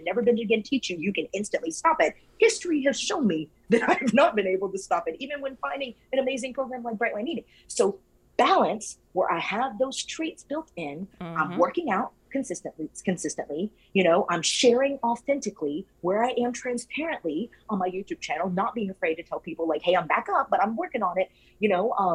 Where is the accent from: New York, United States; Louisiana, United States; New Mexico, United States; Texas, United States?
Louisiana, United States; now in Florida, United States; I'm from Louisiana